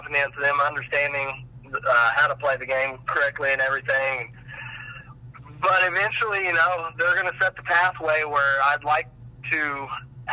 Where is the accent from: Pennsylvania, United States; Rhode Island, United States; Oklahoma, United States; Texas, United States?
Oklahoma, United States; Northeast; I grew up in the East part of the – Northeast part of the state